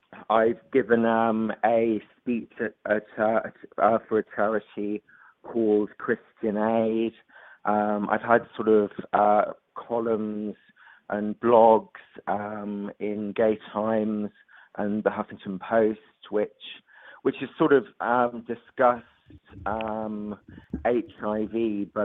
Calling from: London, United Kingdom; So I'm calling from London.

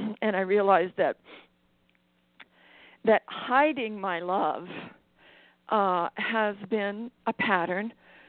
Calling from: Maui, Hawaii, United States; I'm calling from Maui.

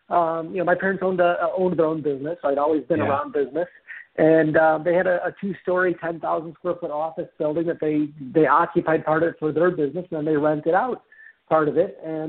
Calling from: Fort Myers, Florida, United States; I'm actually in Fort Myers, Florida.

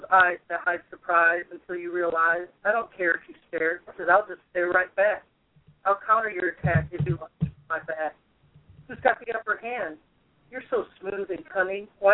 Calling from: Limestone, Tennessee, United States; I'm calling from Limestone, Tennessee.

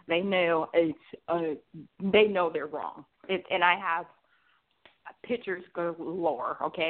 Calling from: Atlanta, Georgia, United States

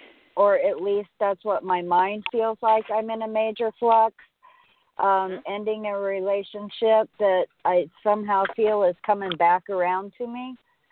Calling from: San Diego, California, United States; San Diego.

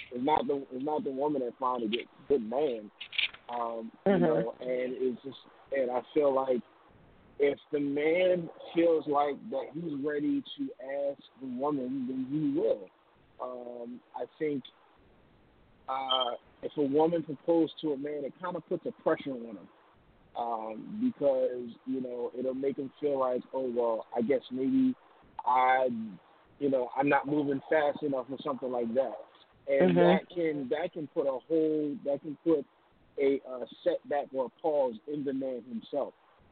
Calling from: Philadelphia, Pennsylvania, United States

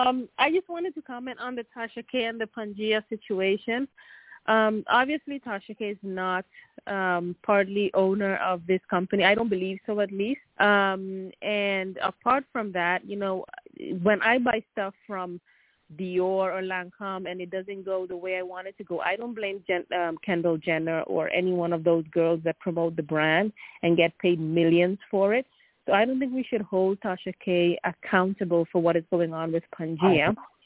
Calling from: Sweden; English is a second language; From Sweden.

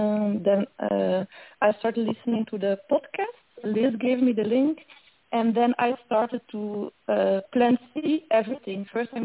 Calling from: Belgium; I'm calling from Europe, from Belgium

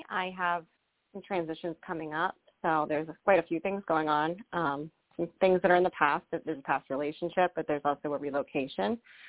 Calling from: Rhode Island, United States; I'm calling in from Rhode Island.

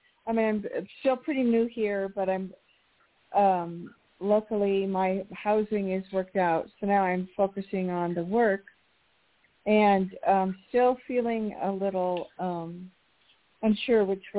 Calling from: New Mexico, United States; in New Mexico.

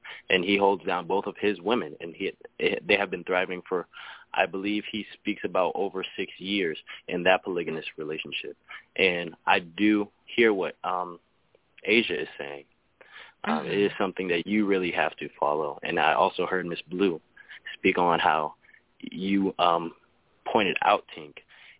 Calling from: Iowa, United States; Calling from Iowa.

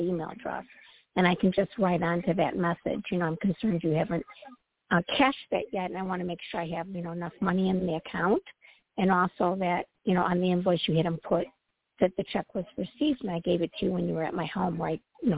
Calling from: Midwest, United States; From the Midwest.

